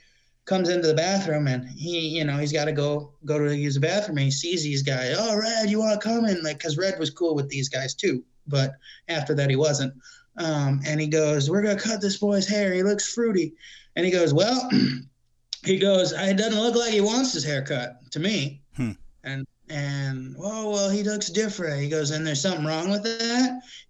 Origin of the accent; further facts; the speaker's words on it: Wisconsin, United States; They were like, where are you from? You have an accent. We're from Wisconsin. So I'm like, I didn't have the Southern, I sounded Canadian.